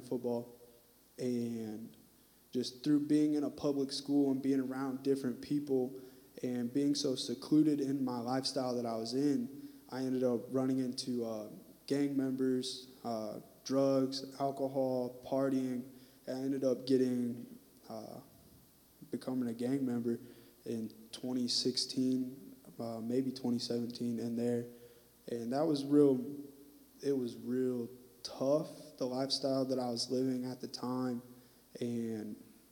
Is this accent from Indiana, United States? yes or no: yes; Fort Wayne, Indiana, United States; moved away as an adult; now in Terre Haute, United States; I'm from Fort Wayne, Indiana. And so that's up northeast, top corner where it's cold.